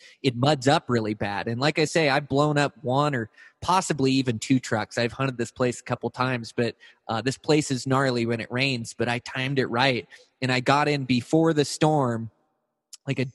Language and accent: English; Montana, United States; my home state of Montana